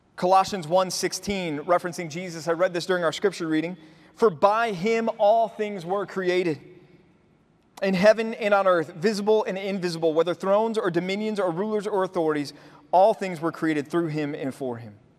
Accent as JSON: {"language": "English", "town": "Dallas", "region": "Texas", "country": "United States", "tie": "born or raised there", "said": "Growing up in Dallas"}